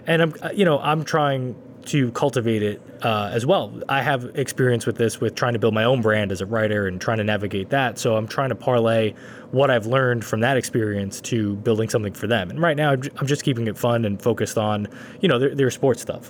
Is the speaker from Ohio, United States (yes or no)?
no; New York City, New York, United States; growing up in Brooklyn, that was, we didn't have gyms, really